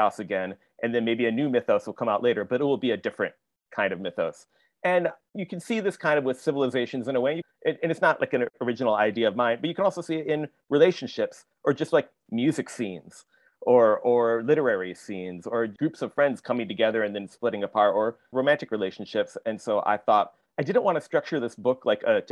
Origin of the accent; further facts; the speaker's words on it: Michigan, United States; I grew up in Michigan